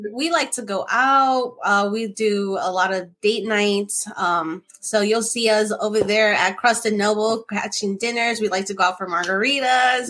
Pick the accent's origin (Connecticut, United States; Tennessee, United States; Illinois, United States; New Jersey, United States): New Jersey, United States; I'm from Jersey, from New York, New Jersey